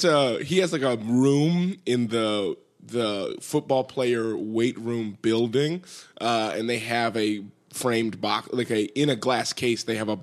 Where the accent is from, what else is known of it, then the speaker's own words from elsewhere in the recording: Altadena, California, United States; also born or lived in Boston; Born and raised here in Los Angeles.